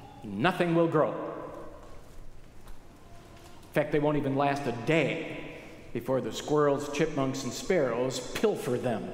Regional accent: Wisconsin, United States; I grew up in Wisconsin, about 50 miles west of here.

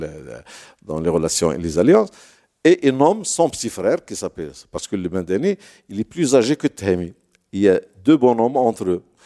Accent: Toundoute, Drâa-Tafilalet, Morocco; chez moi à Tundout

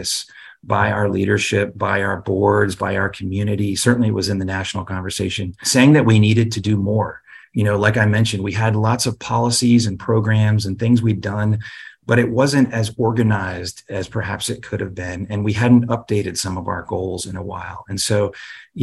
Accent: Durham, North Carolina, United States; I grew up in Durham

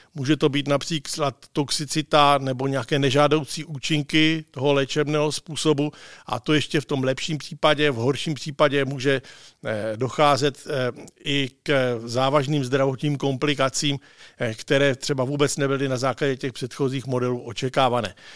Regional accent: Czechia

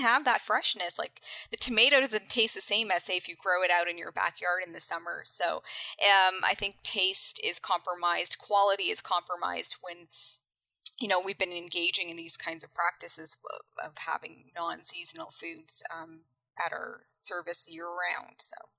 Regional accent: Canada; born and raised in Canada

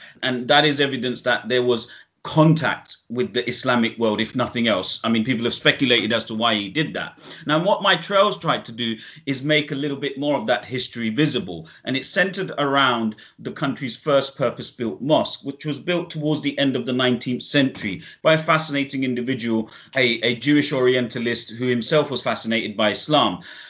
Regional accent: United Kingdom; it was, for me, it was very important as a Brit that this Muslim heritage, my Muslim heritage, our British heritage, is made more visible and accessible.

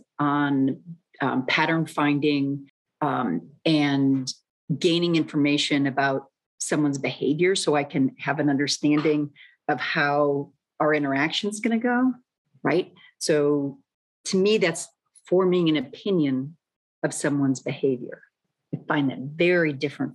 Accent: Midwest, United States; moved away as an adult; also born or lived in New York; I was brought up in the Midwest

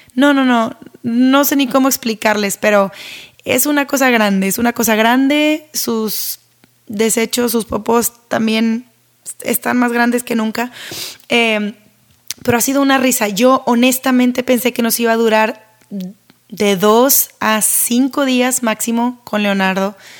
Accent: Monterrey, Nuevo León, Mexico; Yo soy de Monterrey, México

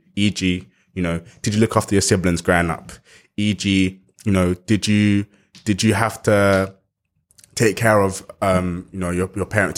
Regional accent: London, United Kingdom; Growing up in South East London

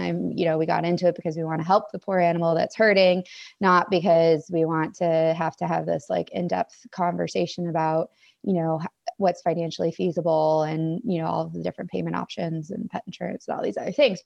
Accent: Maine, United States; moved away as an adult; also born or lived in Washington; I grew up in Maine

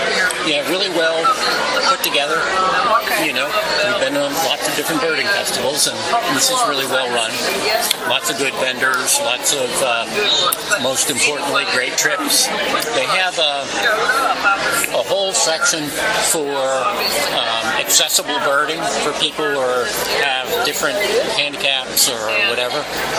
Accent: Maryland, United States; I'm from Maryland.

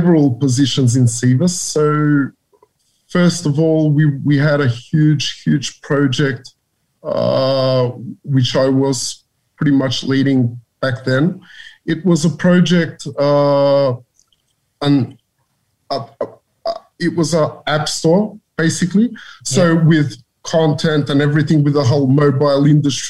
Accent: Australia; moved away as an adult; also born or lived in Macedonia; I grew up in Australia, where I finished my elementary

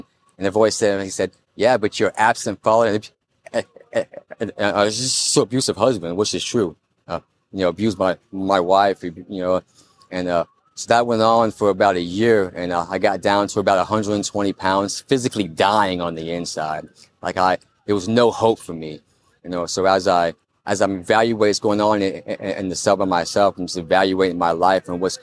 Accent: Florida, United States; I'm from Florida.

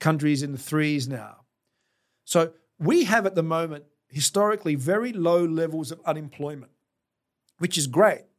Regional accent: South Australia, Australia; being South Australian

